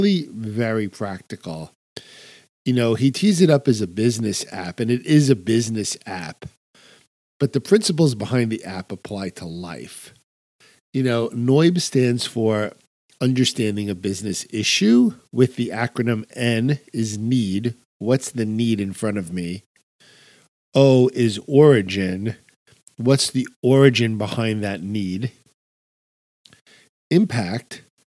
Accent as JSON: {"language": "English", "region": "New York", "country": "United States", "said": "I'm a New Yorker"}